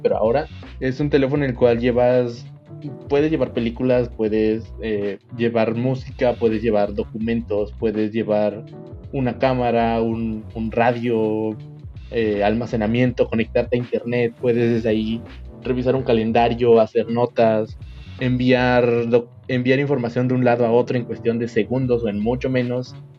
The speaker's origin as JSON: {"language": "Spanish", "country": "Mexico"}